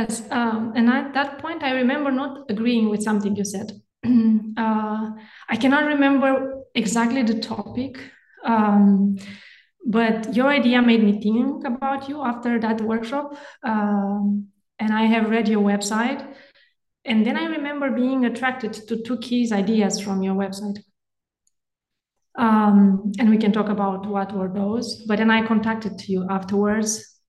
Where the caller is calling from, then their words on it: Denmark; English is a second language; I'm calling from Denmark.